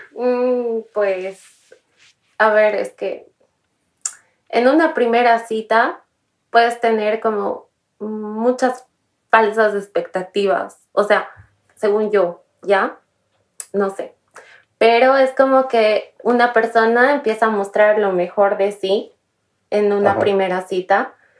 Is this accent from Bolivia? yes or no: yes; Bolivia; moved away as an adult; also born or lived in Paris; Mi país de origen es Bolivia